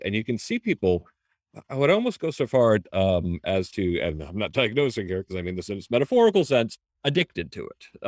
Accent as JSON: {"language": "English", "country": "United States", "said": "first generation American"}